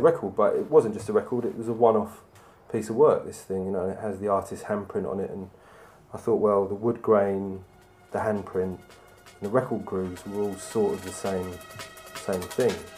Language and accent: English; London, United Kingdom; I'm an artist from London